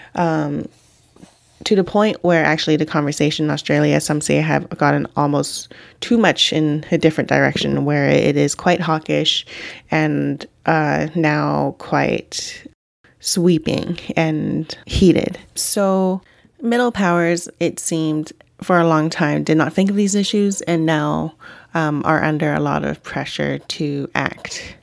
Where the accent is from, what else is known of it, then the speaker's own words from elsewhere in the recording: Vancouver, British Columbia, Canada; growing up in Vancouver, which you would think is a pretty cosmopolitan city